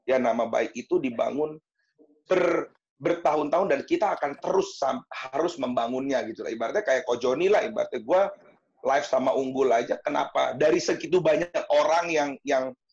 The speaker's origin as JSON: {"language": "Indonesian", "town": "Serpong", "region": "Banten", "country": "Indonesia", "tie": "born or raised there", "said": "gue itu dari kecil kok udah tinggal di Serpong. Di kecil sekolah SD, SMP, SMA, kuliah, kerja doang sempat ke Jakarta. Terus sekarang ngantor di Serpong, gereja di Serpong, terus um, berkomunitas di Serpong."}